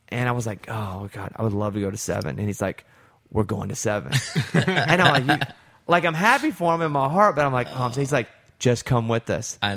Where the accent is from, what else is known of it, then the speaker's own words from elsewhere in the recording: Arkansas, United States; I'm, I have such an accent because I'm from Arkansas.